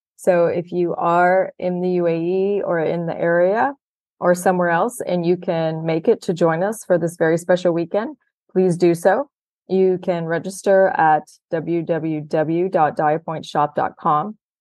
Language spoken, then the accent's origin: English; Houston, Texas, United States; moved away; I grew up in Houston, Texas.